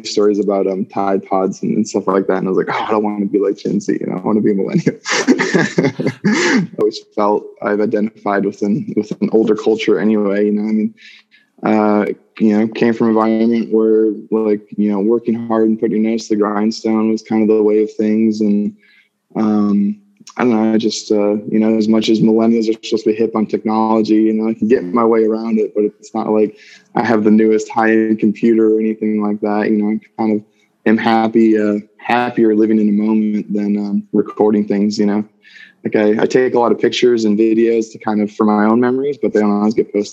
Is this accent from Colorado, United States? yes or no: yes; Colorado, United States; also born or lived in Minnesota; I was born in Minnesota and moved here to Colorado when I was eight.